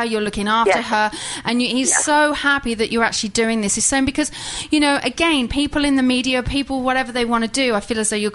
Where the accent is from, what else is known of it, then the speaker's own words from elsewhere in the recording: England, United Kingdom; I'm English